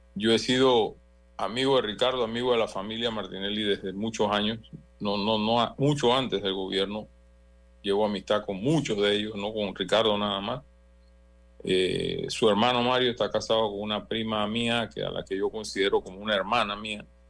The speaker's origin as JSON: {"language": "Spanish", "country": "Panama"}